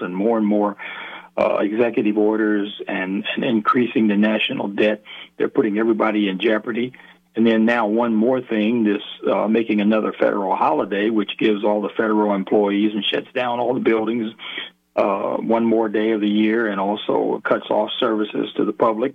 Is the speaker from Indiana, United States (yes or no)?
yes; Indiana, United States; born or raised there